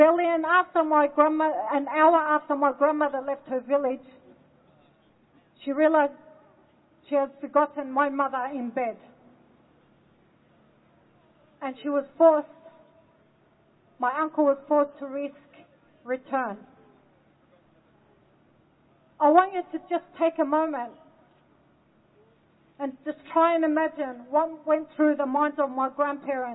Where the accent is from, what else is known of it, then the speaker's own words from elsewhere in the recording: Australia; also born or lived in Lebanon; I was born in Lebanon and I lived my life in Australia